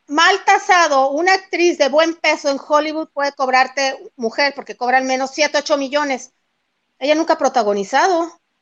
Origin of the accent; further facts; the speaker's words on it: El Fuerte, Sinaloa, Mexico; aquí en el municipio del Fuerte